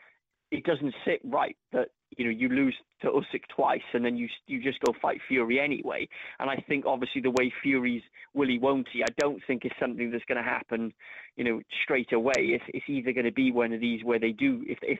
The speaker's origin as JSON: {"language": "English", "town": "Cardiff", "region": "Wales", "country": "United Kingdom", "tie": "born or raised there", "said": "my hometown of Cardiff"}